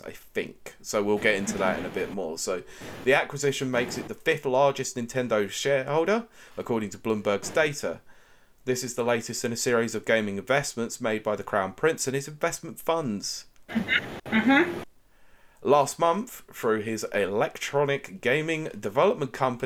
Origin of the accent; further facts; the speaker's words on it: United Kingdom; I am from Land Blighty, that once used to colonize the entire world